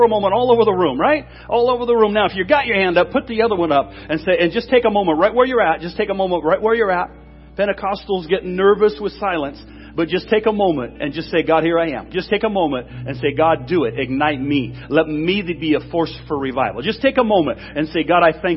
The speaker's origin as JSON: {"language": "English", "region": "Washington", "country": "United States", "said": "I'm from Washington State"}